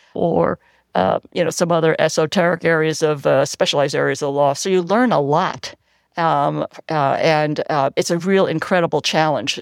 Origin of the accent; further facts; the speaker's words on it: New York City, New York, United States; also born or lived in Cleveland, Ohio; now in Alameda, United States; I grew up in the Lower East Side of Manhattan